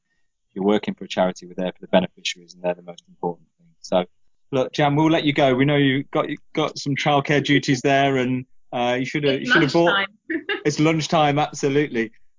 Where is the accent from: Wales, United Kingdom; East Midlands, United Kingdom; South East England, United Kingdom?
East Midlands, United Kingdom; Nottingham; also born or lived in Newcastle; I grew up in Nottingham, and I'm originally from Newcastle, and Nottingham was always seen as the south, but for a lot of people that's the north.